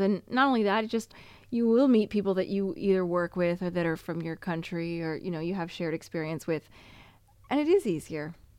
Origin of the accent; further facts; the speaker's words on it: United States; moved away as an adult; also born or lived in Canada / Montreal; now in Italy; as an American